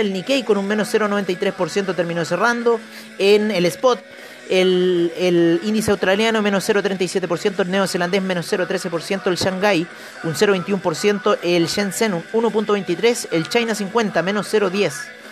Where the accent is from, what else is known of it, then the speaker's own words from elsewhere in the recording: Chile; como chilenos